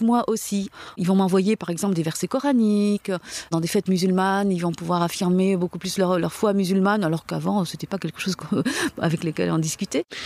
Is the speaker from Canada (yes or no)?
no; France; Je suis née en France. Euh, mes parents sont arrivés, euh, pendant la guerre